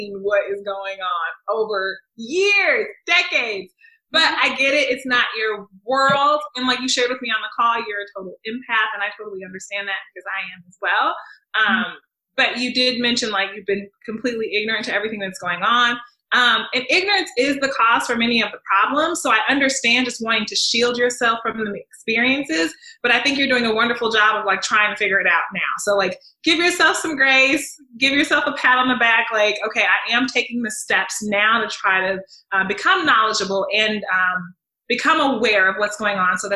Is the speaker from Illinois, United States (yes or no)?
yes; Chicago, Illinois, United States; now in St. Louis, United States; I'm originally from Chicago